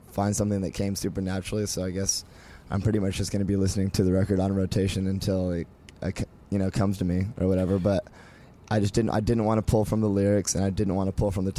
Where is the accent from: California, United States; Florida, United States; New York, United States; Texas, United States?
California, United States; San Diego; We're from San Diego